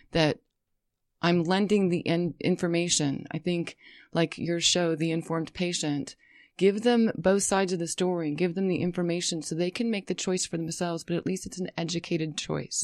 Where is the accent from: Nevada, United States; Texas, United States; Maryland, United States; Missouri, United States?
Nevada, United States; Las Vegas; also born or lived in Colorado / San Diego; now in California, United States; I, uh, spent several years growing up in Las Vegas